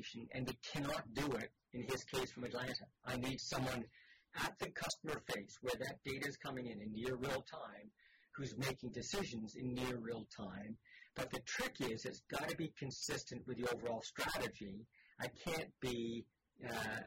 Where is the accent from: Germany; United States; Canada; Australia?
Canada; as a Canadian